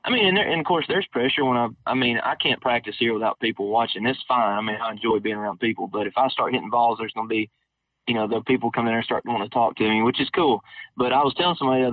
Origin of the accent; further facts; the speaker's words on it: Alabama, United States; I'm from Alabama